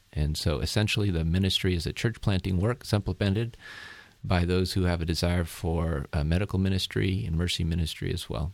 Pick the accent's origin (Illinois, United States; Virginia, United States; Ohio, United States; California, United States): California, United States; Turlock; moved away as an adult; also born or lived in Berkeley, California / Los Angeles, California / Southeast Asia; born and raised in a small town in the Central Valley of California, a town called Turlock, and, uh, grew up there pretty much all my, uh, adolescent life